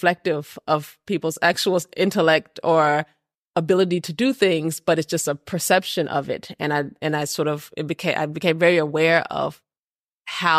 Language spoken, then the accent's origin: English; Texas, United States; moved away as an adult; now in Copenhagen, Denmark; I grew up in Texas.